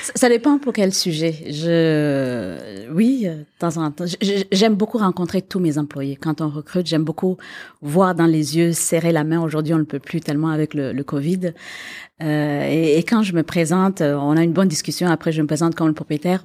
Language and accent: French; Quebec, Canada; moved away as an adult; also born or lived in Africa / Paris; moi j'ai grandi au Québec, ici, et que je suis partie, que je suis revenue